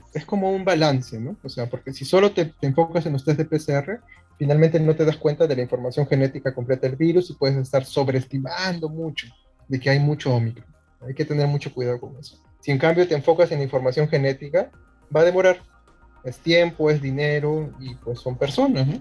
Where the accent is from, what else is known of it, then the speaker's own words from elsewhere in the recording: Peru; nosotros como peruanos